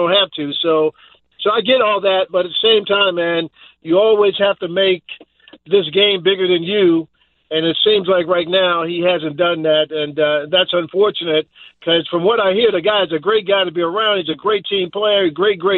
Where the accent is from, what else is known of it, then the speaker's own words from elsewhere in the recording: Dallas, Texas, United States; I grew up here in Dallas